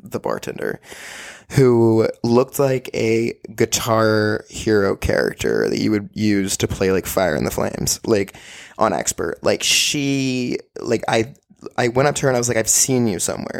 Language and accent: English; Austin, Texas, United States; moved away as an adult; also born or lived in Orange, California; Austin is a place that's gonna be there for me and will always be there for me, and I have family and dogs and my grandparents are here, and it's just an awesome place, and I love my hometown